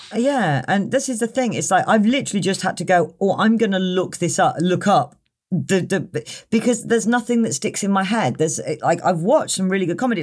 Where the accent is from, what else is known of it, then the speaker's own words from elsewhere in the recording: Tewkesbury, South West England, United Kingdom; also born or lived in Cheltenham; I come from Tewkesbury